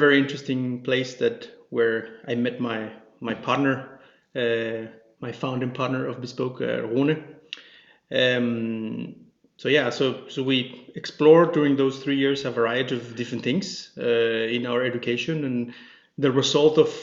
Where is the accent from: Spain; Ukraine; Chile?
Chile; moved away as an adult; also born or lived in Denmark; now in Copenhagen, Denmark; I'm originally from Chile, in South America, and been living here in Denmark for about 10 years now